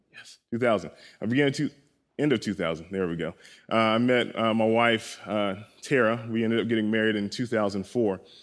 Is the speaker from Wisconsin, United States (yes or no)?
no; Columbia, South Carolina, United States; I was born and raised in Columbia, South Carolina